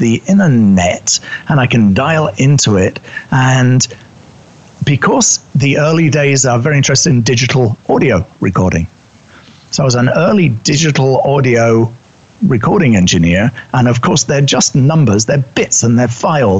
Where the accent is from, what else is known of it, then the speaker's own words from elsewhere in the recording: United Kingdom; accent: English; moved away as an adult; also born or lived in New York City; You can tell by my accent, I'm originally British